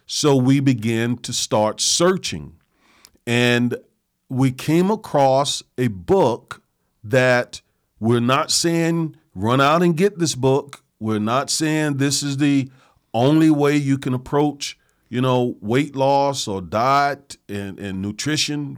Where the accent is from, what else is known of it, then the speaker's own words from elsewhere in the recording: the South, United States; I grew up in the South. I grew up on soul food